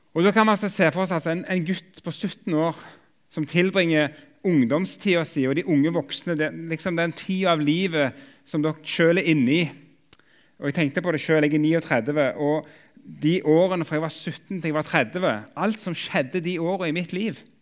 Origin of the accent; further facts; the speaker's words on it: Jørpeland, Rogaland, Norway; now in Oslo, Norway; jeg kommer opprinnelig fra Jørpeland i Ryfylke